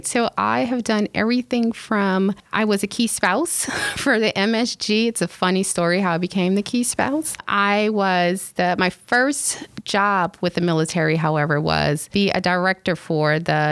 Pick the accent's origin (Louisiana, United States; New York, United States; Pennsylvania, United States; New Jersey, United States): Louisiana, United States; New Orleans; also born or lived in Florida; now in Tampa, United States; I'm actually from New Orleans